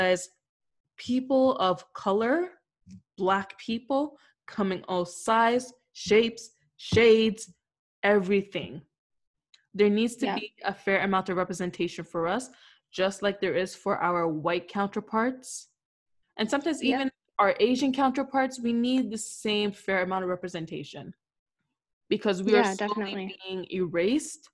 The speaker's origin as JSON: {"language": "English", "country": "Canada", "said": "being Canadian"}